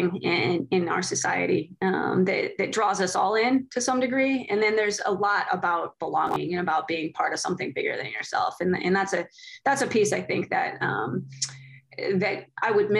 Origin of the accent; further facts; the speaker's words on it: Missouri, United States; moved away; I grew up in the Midwest. I grew up in a smaller town in Missouri